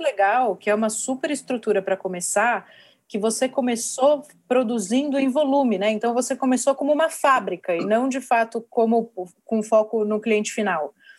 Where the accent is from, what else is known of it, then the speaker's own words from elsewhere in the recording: São Paulo, Brazil; eu sou de São Paulo, a empresa fica aqui, é, sempre empreendi aqui na, na minha cidade